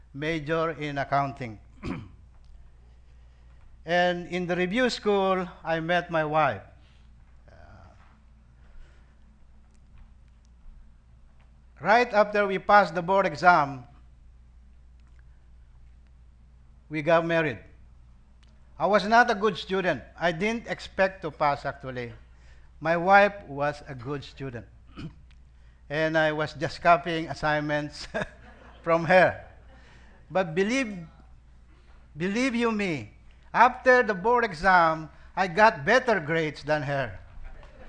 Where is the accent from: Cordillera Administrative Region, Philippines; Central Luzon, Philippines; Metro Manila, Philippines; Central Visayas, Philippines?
Central Luzon, Philippines; Pampanga; moved away as an adult; also born or lived in Manila, Philippines; now in Sacramento, United States; I grew up in Pampanga, the province of your very own Pastor Danny Perez